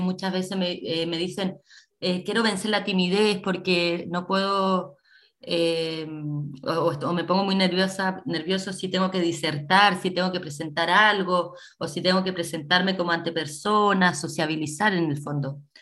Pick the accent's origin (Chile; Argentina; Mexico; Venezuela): Chile; Coquimbo; also born or lived in San Antonio; somos de acá, somos de Coquimbo